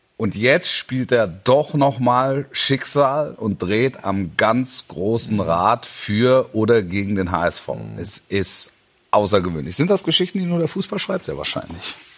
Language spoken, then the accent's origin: German; Stuttgart region, Baden-Württemberg, Germany; ich bin ja in der Region groß geworden